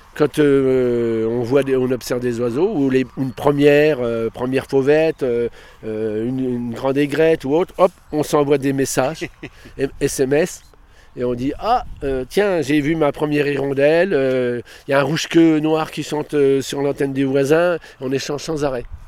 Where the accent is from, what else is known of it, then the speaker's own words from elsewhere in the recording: Stenay, Grand Est, France; je suis né à Stenay, je suis revenu dans mon pays